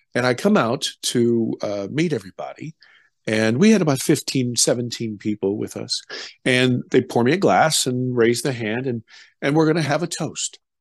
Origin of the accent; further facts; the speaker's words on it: United States; also born or lived in Germany; I'm an American